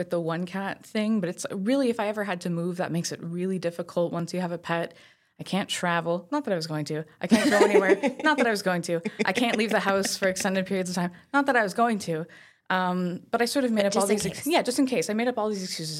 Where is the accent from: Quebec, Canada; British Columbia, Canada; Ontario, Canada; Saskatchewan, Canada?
Quebec, Canada; Saint-Eustache; my sister lives out in St. Eustache. That's where I grew up.